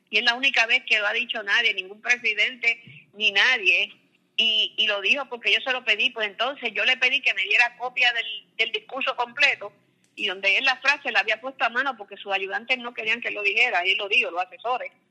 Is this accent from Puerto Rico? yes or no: yes; Caguas, Puerto Rico; born there; Eh, yo nací en Caguas, ella vivía cerquita de la plaza